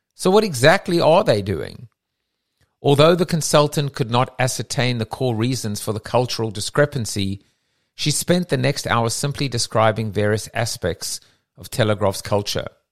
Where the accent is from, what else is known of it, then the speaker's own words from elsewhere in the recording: South Africa; accent: South African; my South African accent